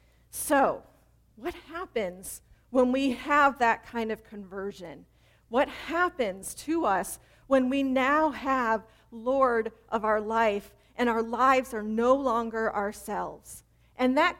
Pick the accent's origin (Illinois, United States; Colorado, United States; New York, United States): Illinois, United States; Chicago; I grew up in Chicago